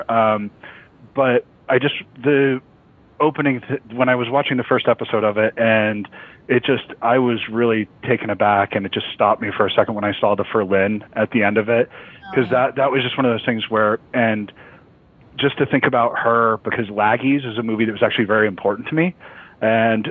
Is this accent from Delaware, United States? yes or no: yes; half hour outside Philadelphia, Delaware, United States; moved away; I'm from Delaware. I lived a half hour outside of Philadelphia. That's my hometown, is Philadelphia.